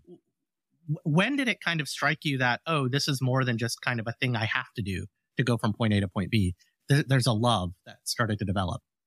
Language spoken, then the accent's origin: English; Alabama, United States; the home I grew up in Alabama